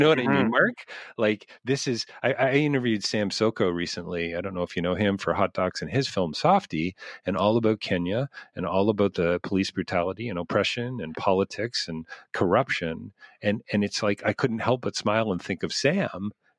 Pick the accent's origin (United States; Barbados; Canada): Canada; I'm a Canadian.